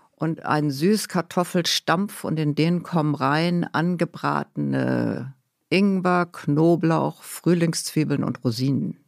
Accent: Hamburg, Germany; ich ähm, bin aufgewachsen in Hamburg, mhm. bisschen außerhalb von Hamburg

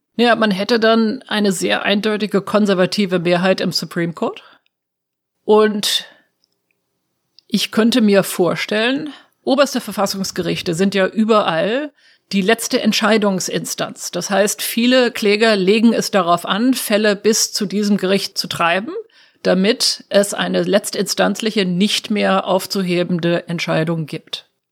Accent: Germany; moved away as an adult; now in Washington, United States; als Deutsche

